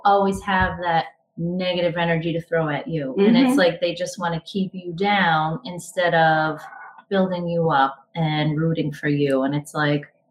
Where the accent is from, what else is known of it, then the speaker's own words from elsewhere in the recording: the Poconos, Pennsylvania, United States; I am from the Poconos in Pennsylvania